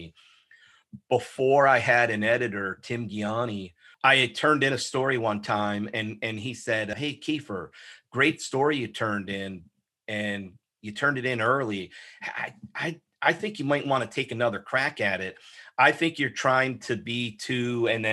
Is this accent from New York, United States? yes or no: no; Oshkosh, Wisconsin, United States; I was born and raised in Oshkosh, Wisconsin.